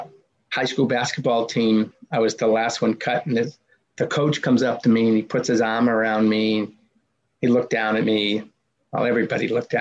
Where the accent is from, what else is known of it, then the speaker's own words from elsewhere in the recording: Medford, Massachusetts, United States; growing up in the Boston area. My hometown was Medford, Mass